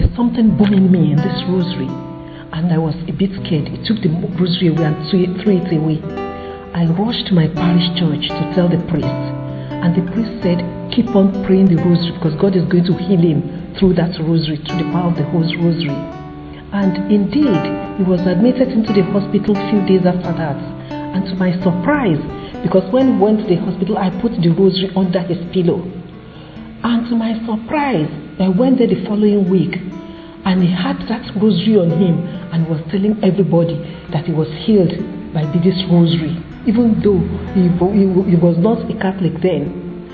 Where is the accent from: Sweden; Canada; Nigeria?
Nigeria; now in United Kingdom; I'm from Nigeria, although British citizen